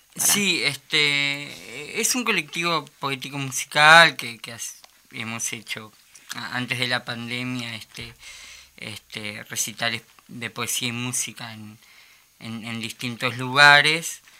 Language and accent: Spanish; Montevideo, Uruguay; moved away as an adult; now in Salinas, Uruguay; Soy oriundo de Montevideo, el barrio obrero como la Teja, Pero, pero ahora estoy viviendo en, en la costa hace ya varios años